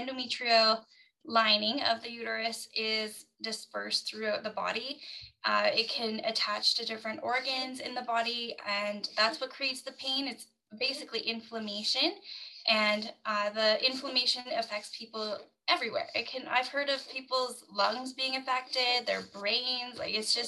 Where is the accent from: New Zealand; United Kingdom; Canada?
Canada; I'm from Canada